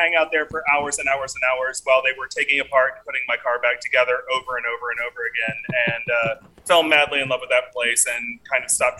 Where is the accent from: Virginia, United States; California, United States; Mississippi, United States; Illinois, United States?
Virginia, United States; moved away; also born or lived in Brooklyn; I grew up in Virginia